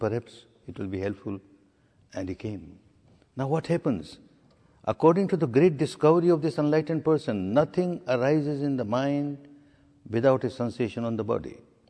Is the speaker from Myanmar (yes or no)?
yes; Myanmar; now in India; My third course or fourth course in India when I came from Burma